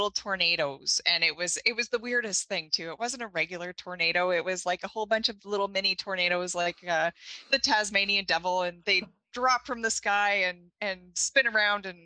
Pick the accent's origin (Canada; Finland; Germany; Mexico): Canada; Thompson, Manitoba; I grew up here in Manitoba, Thompson, Manitoba.